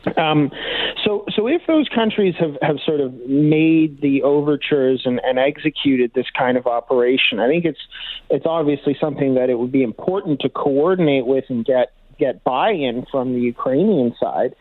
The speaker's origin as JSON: {"language": "English", "country": "Canada", "said": "as a Canadian"}